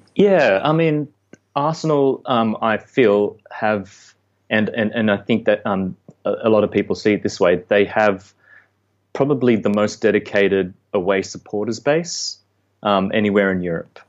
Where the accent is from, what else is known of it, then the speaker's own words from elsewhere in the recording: Sydney, New South Wales, Australia; moved away; I grew up in Western Sydney